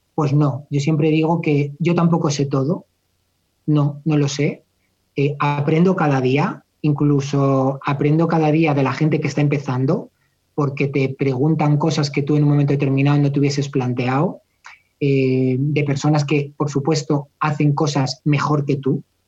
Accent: Madrid, Community of Madrid, Spain; Yo soy muy sevillano, soy de Madrid, pero soy muy sevillano, bajo mucho a Sevilla

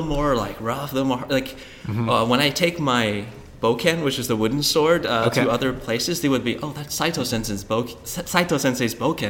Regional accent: Portland, Oregon, United States; also born or lived in Seattle, Washington; So I was born in Seattle, but I grew up in Portland, Oregon.

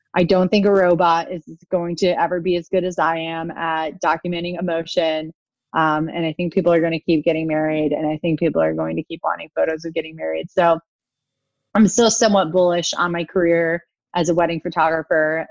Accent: United States; I'm an American

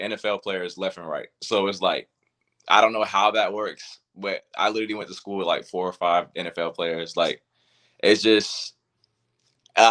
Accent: Port Royal, South Carolina, United States; So I'm from Port Royal, South Carolina. Like I said, I pretty much lived there my whole life

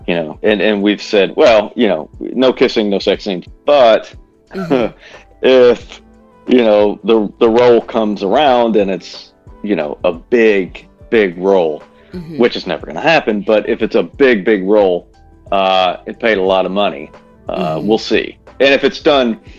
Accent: Bismarck, Arkansas, United States; I grew up in Bismarck

